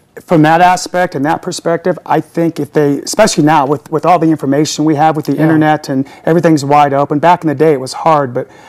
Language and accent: English; Southern California, United States; now in Utah, United States; I'm from Southern California, and I've been transported to I call the Medina of Mormonism.